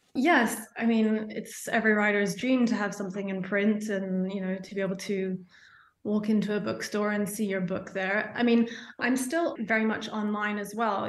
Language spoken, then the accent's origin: English; London, United Kingdom; now in Paris, France; I'm a Londoner originally